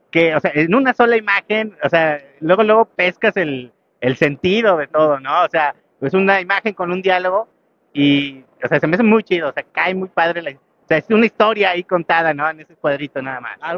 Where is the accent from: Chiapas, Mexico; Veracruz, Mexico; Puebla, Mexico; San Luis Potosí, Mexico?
Puebla, Mexico; de Puebla.